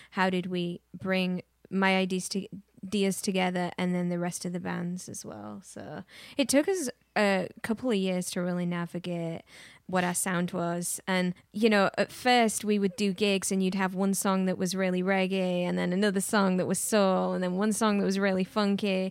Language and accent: English; England, United Kingdom; now in Austin, United States; I grew up in England, influenced by a lot of music